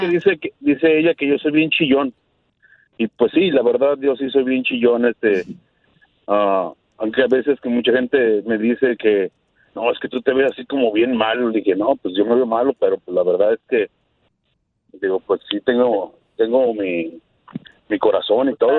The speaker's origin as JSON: {"language": "Spanish", "town": "Guadalajara", "region": "Jalisco", "country": "Mexico", "tie": "born or raised there", "said": "nacimos en Guadalajara, pero nuestros padres son de Michoacán."}